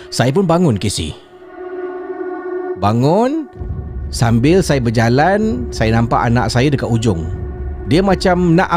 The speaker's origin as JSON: {"language": "Malay", "town": "Jurong", "country": "Singapore", "said": "Okey. Saya berasal daripada Jurong."}